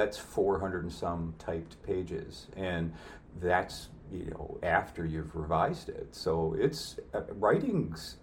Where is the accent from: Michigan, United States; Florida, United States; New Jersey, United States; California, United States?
New Jersey, United States; now in Clear Lake, United States; those were staples of growing up in New Jersey